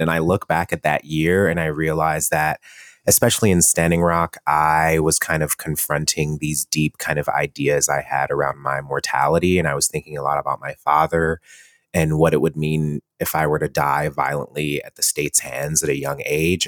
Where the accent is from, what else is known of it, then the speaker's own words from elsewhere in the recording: Cleveland, Ohio, United States; moved away as an adult; also born or lived in Columbus, Ohio; now in New York City, United States; I grew up in Cleveland, Ohio. I grew up in a Jamaican family